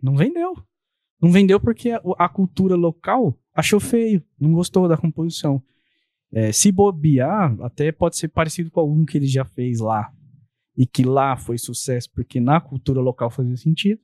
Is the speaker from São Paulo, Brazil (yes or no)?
yes; Santo André, São Paulo, Brazil; eu sou de Santo André, moro lá nesse endereço que eu moro desde 2009